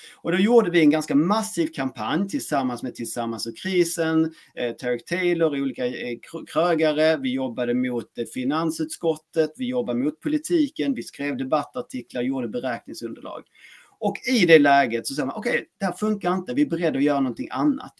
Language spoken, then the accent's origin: Swedish; Skåne, Sweden; accent: Skåne dialect (skånska); now in Växjö, Sweden; jag är en man bosatt i Växjö. Eh, uppburen från Skåne egentligen och där har min skånska dialekt som är relativt tydlig